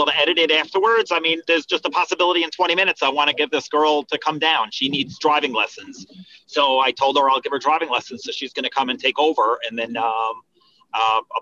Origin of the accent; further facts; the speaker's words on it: Monsey, New York, United States; I grew up in Muncie, New York